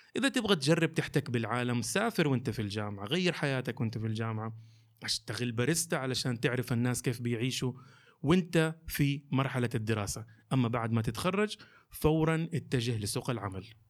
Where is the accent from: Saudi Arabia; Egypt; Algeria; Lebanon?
Saudi Arabia; Jeddah, Makkah Province; also born or lived in Eastern Province, Saudi Arabia; لمدينتي مدينه جده